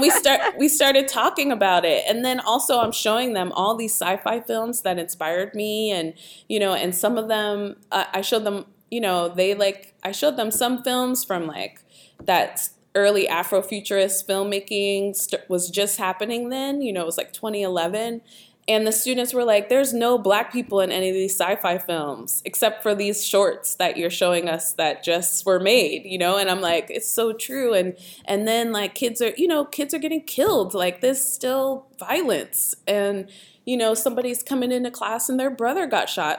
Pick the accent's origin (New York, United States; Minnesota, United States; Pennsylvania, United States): Pennsylvania, United States; Pittsburgh; I grew up in Pittsburgh and, um, both of my parents actually are from Sewickley